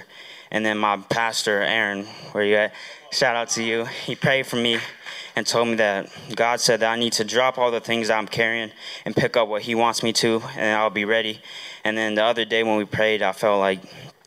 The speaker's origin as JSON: {"language": "English", "town": "Huntsville", "region": "Alabama", "country": "United States", "said": "from Huntsville, Alabama"}